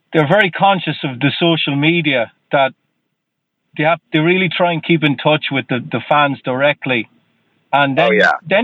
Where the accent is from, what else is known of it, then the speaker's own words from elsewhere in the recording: Ireland; moved away as an adult; now in Boston, United States; I am from Ireland.